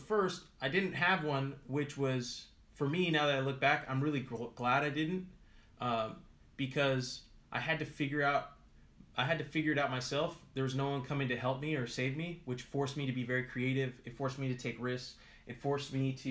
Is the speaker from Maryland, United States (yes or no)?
no; California, United States; I have my U.S. citizenship, obviously, because I was born in California